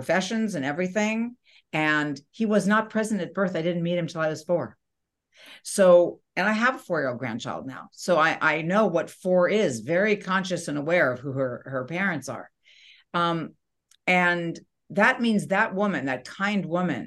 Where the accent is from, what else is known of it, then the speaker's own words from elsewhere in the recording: New York, United States; I was born in New York